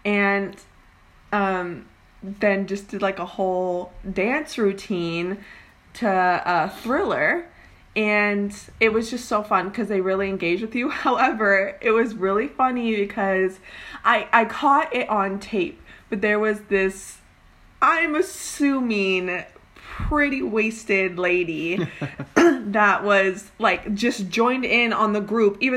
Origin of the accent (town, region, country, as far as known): Oregon, United States; moved away as an adult; now in California, United States